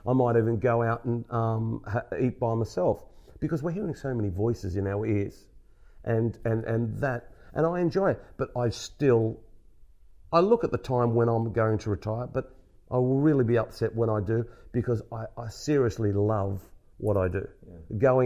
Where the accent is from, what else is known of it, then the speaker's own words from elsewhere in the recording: Australia; as an Australian, I don't know if I'm the only Australian to do Ryder Cups